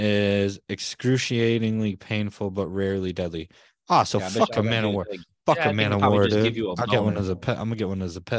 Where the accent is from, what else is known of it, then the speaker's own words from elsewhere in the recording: United States; I'm American